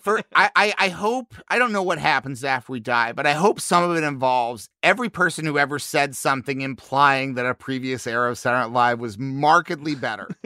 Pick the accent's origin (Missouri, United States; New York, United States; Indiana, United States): Missouri, United States; I grew up in Missouri